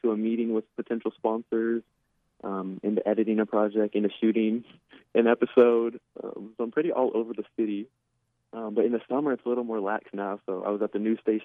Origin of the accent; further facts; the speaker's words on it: Northwest Arkansas, United States; I grew up here in Northwest Arkansas